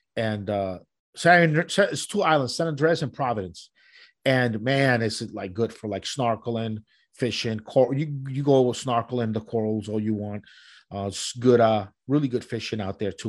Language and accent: English; Colombia; moved away; where I'm from and, and where I was born in Colombia